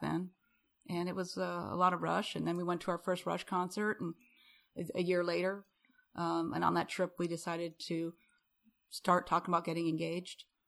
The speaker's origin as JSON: {"language": "English", "town": "Rapid City", "region": "South Dakota", "country": "United States", "moved": "yes", "lives_now": "Houston, United States", "said": "I'm from Rapid City."}